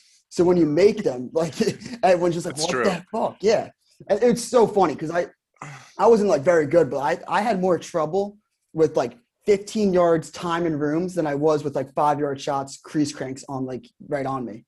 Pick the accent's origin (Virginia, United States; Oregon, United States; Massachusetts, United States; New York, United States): New York, United States; Garden City; So I grew up in Garden City on Long Island.